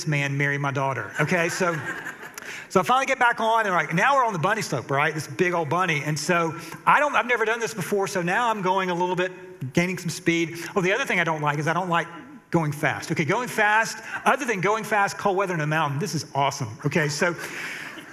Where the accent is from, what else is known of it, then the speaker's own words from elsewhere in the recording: Atlanta, Georgia, United States; I'm from Atlanta